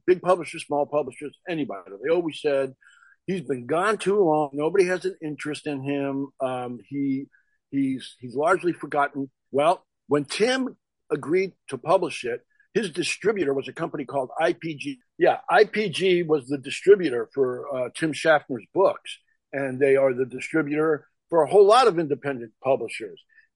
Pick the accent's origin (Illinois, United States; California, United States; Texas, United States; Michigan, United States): California, United States; Southern; also born or lived in New York; I'm from New York originally, but when I was about 8 years old, my parents moved to California. My family moved to California, and I pretty much did grow up here